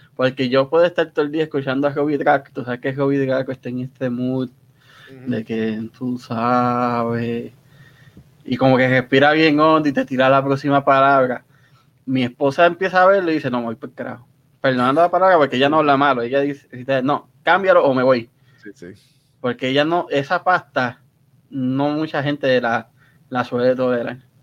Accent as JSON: {"language": "Spanish", "country": "Puerto Rico", "also_born_or_lived": "Cidra, Puerto Rico / Río Grande, Puerto Rico", "moved": "as an adult", "lives_now": "United States", "said": "Yo soy entre Sidra y Río Grande. Lo que pasa es que viví con mis abuelos un tiempo, mi mamá se volvió a casar, me mudé con ella y regresé"}